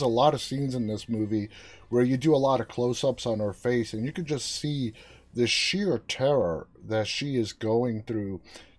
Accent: United States; as an American

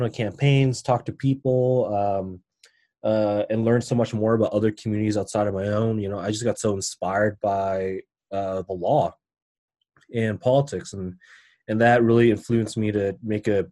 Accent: Denver, Colorado, United States; I was born and raised in Denver

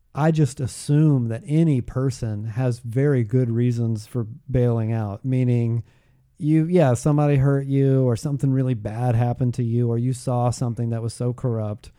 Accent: Georgia, United States; moved away; I grew up in Georgia

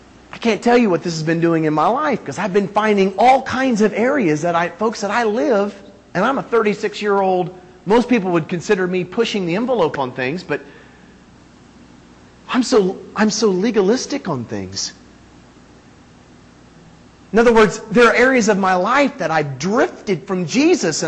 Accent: Northeastern Indiana, United States; moved away; also born or lived in California; I was born in that little hole right there. Okay? Northeastern Indiana

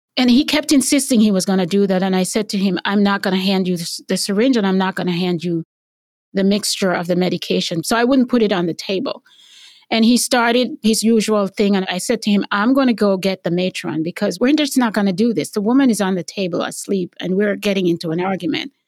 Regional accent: Jamaica; moved away as an adult; also born or lived in Cleveland, Tennessee; now in United States; growing up in Jamaica

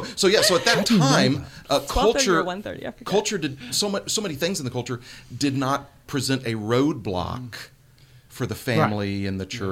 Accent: Houston, Texas, United States; growing up in Houston, Texas in the 70s

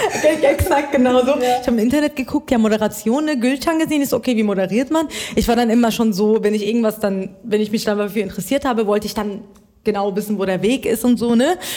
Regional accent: Iran; now in Germany

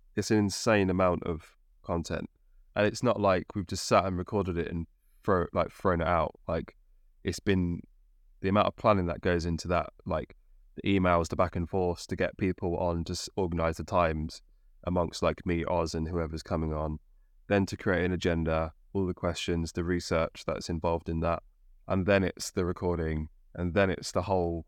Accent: Midlands, United Kingdom; now in London, United Kingdom; I'm from the Midlands, I live yeah, around London

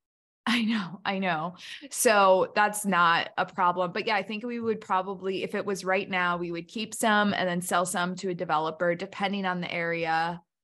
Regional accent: Hampshire, Illinois, United States; my hometown, Hampshire, Illinois

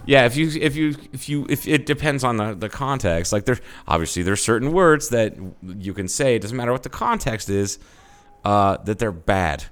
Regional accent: United States; I'm an American

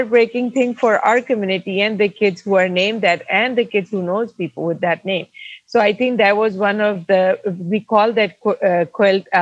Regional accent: Pakistan; moved away as an adult; now in United States; I come from Pakistan, born and raised in Pakistan.

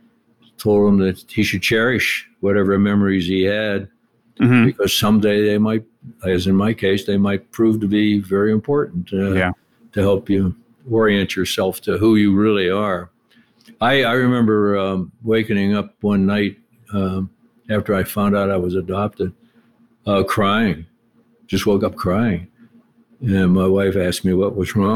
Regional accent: Pittsburgh, Pennsylvania, United States; We grew up in Pittsburgh, lived in a rough neighborhood

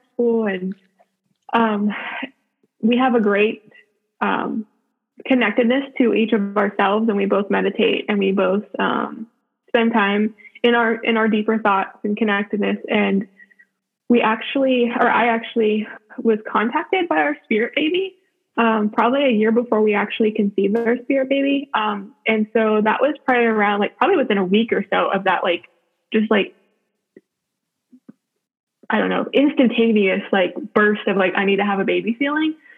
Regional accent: Youngstown, Ohio, United States; now in Spartanburg, United States; I'm from Youngstown, Ohio, which is northeastern Ohio, about 45 minutes from Cleveland and also 45 minutes from Pittsburgh area. Me and my husband both grew up there

